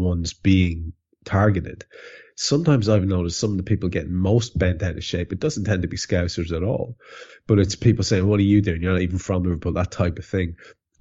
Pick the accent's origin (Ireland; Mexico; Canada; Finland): Ireland; an Irish lad